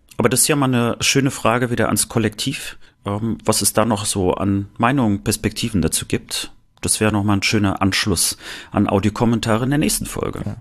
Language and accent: German; Rostock, Mecklenburg-Vorpommern, Germany; Ich als Rostocker natürlich Seemann